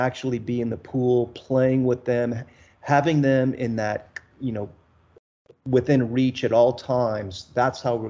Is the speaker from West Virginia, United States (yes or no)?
no; South Texas coast, United States; My wife and I, we grew up in the South Texas on the coast